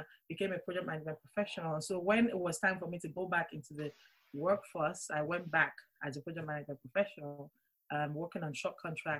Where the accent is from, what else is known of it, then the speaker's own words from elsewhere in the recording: Nigeria; moved away as an adult; now in Kent, United Kingdom; Born and raised in Nigeria. Moved to the UK in 2002 in search of greener pastures.